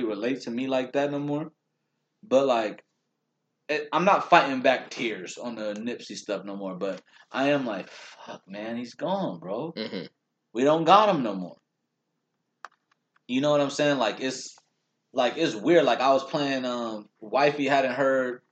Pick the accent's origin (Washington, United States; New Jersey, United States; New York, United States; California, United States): California, United States; Long Beach; we're from Long Beach, originally born there